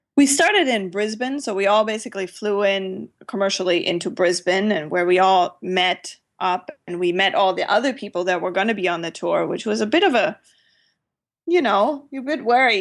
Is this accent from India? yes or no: no; Germany; moved away; I grew up in Germany where we don't really have much of general aviation